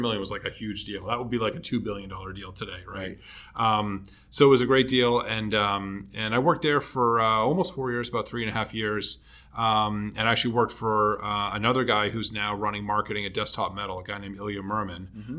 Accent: Canton, Massachusetts, United States; I grew up um, south of Boston uh, in a town called Canton

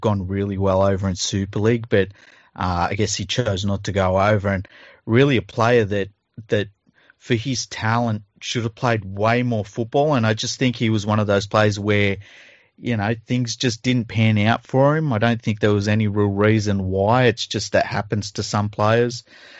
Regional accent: Tregear, New South Wales, Australia; He actually lived in the suburb I grew up in Western Sydney, Tregear.

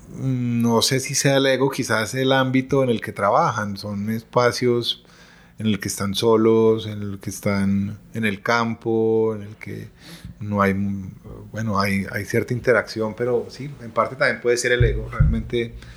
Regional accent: Colombia

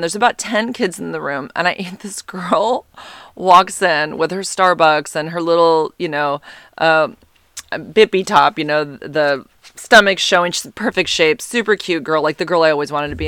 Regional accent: United States; being an American.

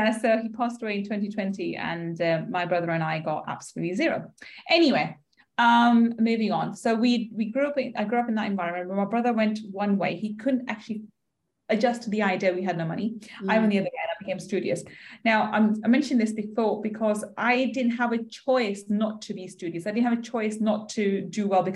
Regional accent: London, United Kingdom; I grew up in East London

